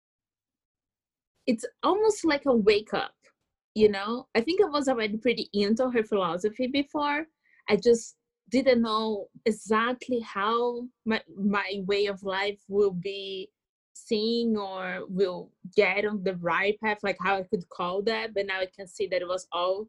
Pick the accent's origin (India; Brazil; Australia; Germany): Brazil; moved away as an adult; now in United States; I was born in Latin America